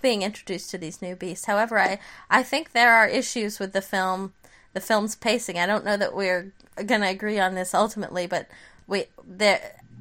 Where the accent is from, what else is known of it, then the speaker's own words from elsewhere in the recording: United States; as an American citizen